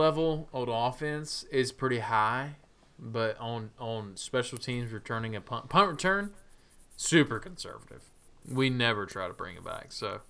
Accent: Georgia, United States; Growing up in South Georgia, just a quick trip over to Jacksonville.

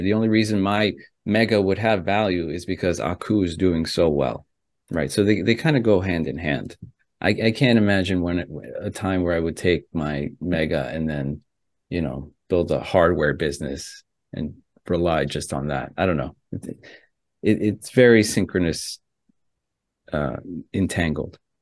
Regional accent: United States; also born or lived in Ecuador (ancestry); my family's from Ecuador, right? I was born here in America, but my family's Ecuadorian.

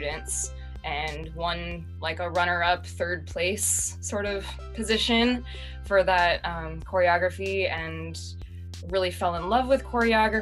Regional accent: Silicon Valley, California, United States; I grew up in Silicon Valley

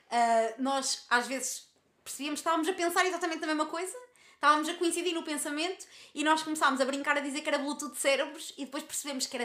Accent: Lisbon, Portugal; Eu tenho 17 e ela 18, eu sou de Lisboa e ela de Albufeira, e por isso mesmo sempre nos habituámos à distância.

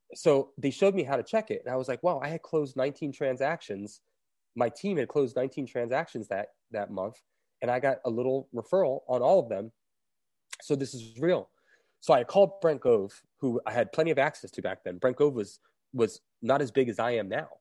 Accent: Fort Lauderdale, Florida, United States; now in Asheville, United States; it's my hometown

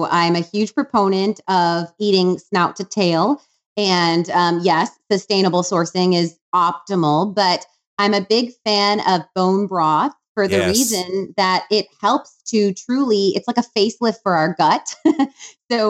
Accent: Wisconsin, United States; now in Austin, United States; I'm from Wisconsin

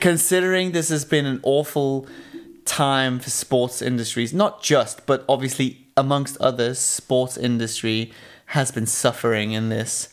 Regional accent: Switzerland; growing up in Switzerland

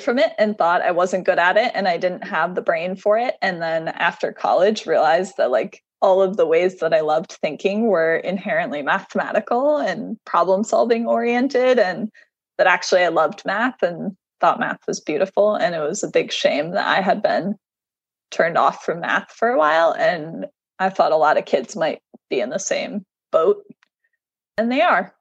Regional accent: Southern Tier, upstate New York, United States; also born or lived in Ohio; now in San Francisco, United States; I was born in Ohio, and I actually grew up in a really rural area. So I moved a couple times, but my formative years were spent in upstate New York in the Southern Tier

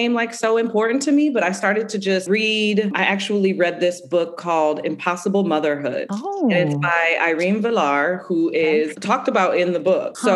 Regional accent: Lorain, Ohio, United States; I was raised in South Lorraine, which if you're not familiar, is a very tight-knit Puerto Rican community.

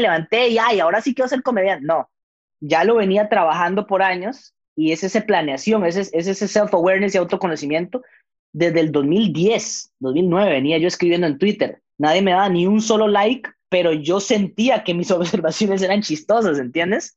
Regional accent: Costa Rica; Yo, yo nací allá, mis papás son peruanos, pero yo nací en Costa Rica

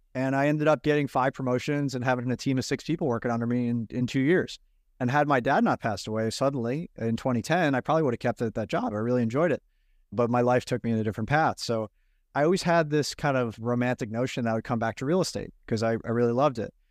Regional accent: Long Island, New York, United States; I grew up in New York at Long Island

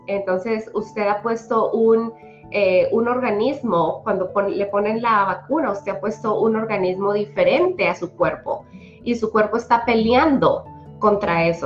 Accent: Colombia; also born or lived in Polk County, Iowa; now in Iowa, United States; soy originalmente de Colombia

